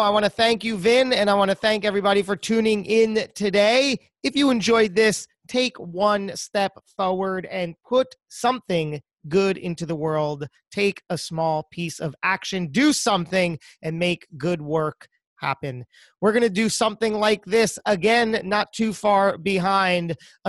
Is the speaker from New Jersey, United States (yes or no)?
yes; New Jersey, United States; I'm born and raised in Jersey.